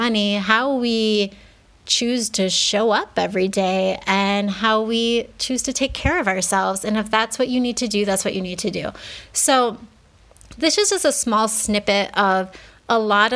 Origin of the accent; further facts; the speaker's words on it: United States; moved away as an adult; now in Mexico; I grew up in the States